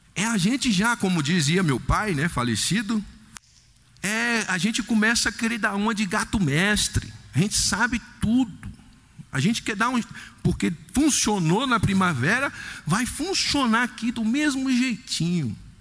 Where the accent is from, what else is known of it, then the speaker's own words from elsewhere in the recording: Salvador, Bahia, Brazil; eu sou de Salvador, minha terra